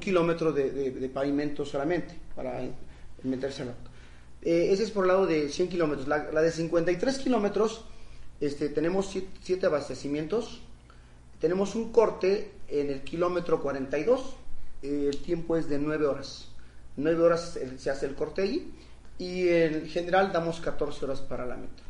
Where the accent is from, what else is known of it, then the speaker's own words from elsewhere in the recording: Sierra Mixe, Oaxaca, Mexico; mi pueblo, en la comunidad donde sale la meta